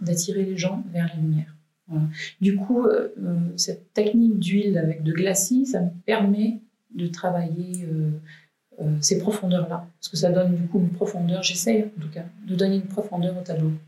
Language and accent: French; Valence, Auvergne-Rhône-Alpes, France; also born or lived in Malissard; moi je suis valentinoise, je suis née à Valence euh, et j'habite ici à Malissard avec ma petite famille